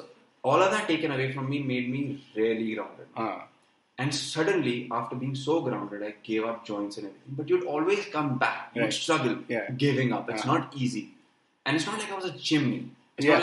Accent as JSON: {"language": "English", "country": "India", "said": "As an Indian"}